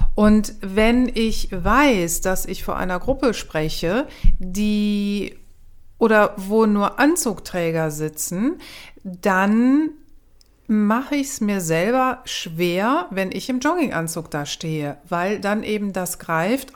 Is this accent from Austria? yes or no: no; Cologne, North Rhine-Westphalia, Germany; ich bin aus Köln